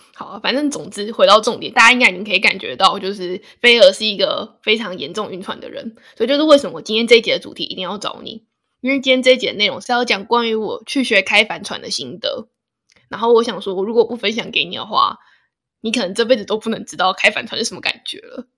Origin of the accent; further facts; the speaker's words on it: Hsinchu, Taiwan; 我是新竹人嘞